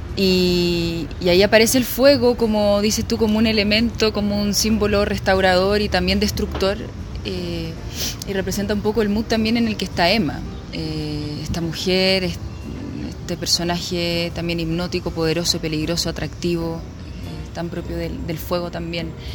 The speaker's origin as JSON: {"language": "Spanish", "country": "Chile"}